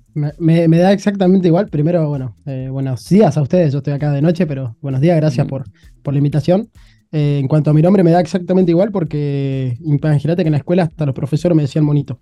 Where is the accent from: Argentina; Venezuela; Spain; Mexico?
Argentina; moved away as an adult; now in China; me encanta estar en mi país